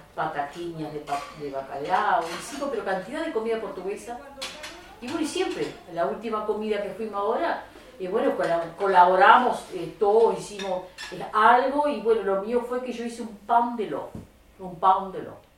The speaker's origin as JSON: {"language": "Spanish", "country": "Uruguay", "said": "yo soy uruguaya"}